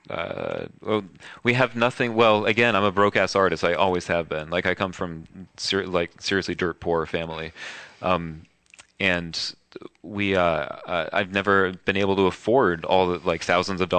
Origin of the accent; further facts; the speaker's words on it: New York, United States; I'm a New Yorker. I'm born so I'm very honest